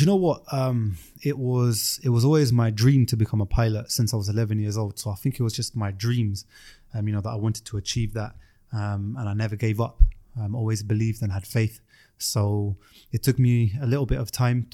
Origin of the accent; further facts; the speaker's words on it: London, United Kingdom; I'm from South London